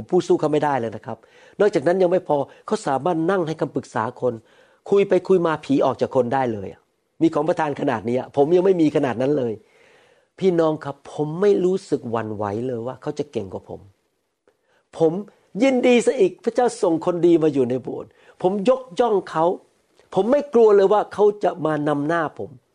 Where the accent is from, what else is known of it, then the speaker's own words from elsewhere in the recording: United States; ผมไม่ใช่แค่คนอเมริกันอีกต่อไป